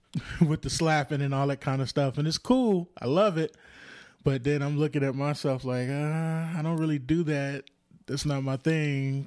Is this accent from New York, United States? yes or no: no; Compton, California, United States; also born or lived in Lynwood, California / South Central Los Angeles; I was born in Linwood and then raised in Compton